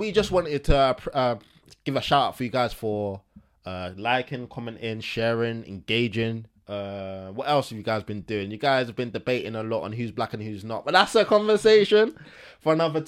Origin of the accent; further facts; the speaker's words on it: England, United Kingdom; We are born in England. We are bro, English.